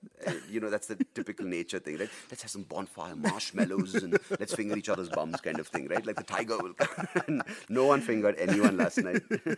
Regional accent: Bangalore, Karnataka, India; I'm a city boy, right? Born and brought up in Bangalore

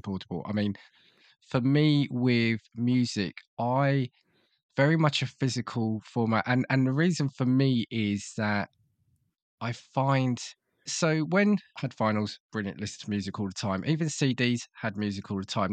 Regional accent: United Kingdom; as a Brit

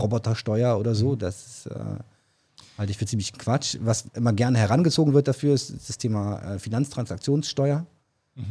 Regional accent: Berlin, Germany; accent: Berlin; moved away; Ich darf den Berliner Akzent machen, weil ich komme aus Berlin. Ähm, ursprünglich

